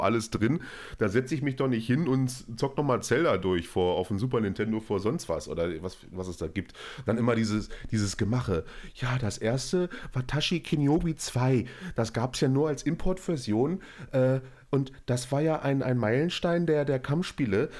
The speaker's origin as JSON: {"language": "German", "country": "Germany", "said": "als Deutscher"}